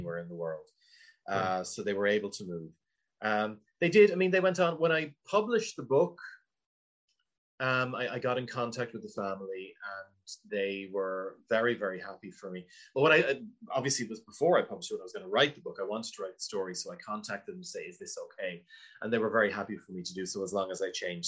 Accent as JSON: {"language": "English", "town": "Wexford", "region": "Leinster", "country": "Ireland", "tie": "born or raised there", "said": "I grew up in Wexford"}